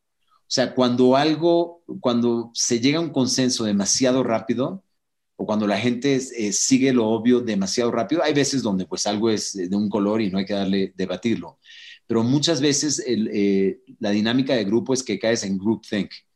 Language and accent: Spanish; Venezuela; also born or lived in Mountain View, California; now in Mexico; yo eh, crecí en Venezuela. O sea, cuando yo estaba en Venezuela de niño